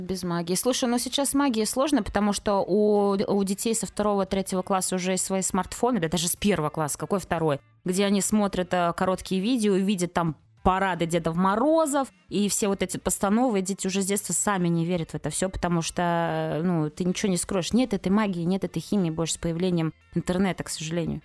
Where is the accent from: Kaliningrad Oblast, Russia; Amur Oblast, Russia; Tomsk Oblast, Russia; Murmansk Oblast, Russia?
Kaliningrad Oblast, Russia; я же из Калининграда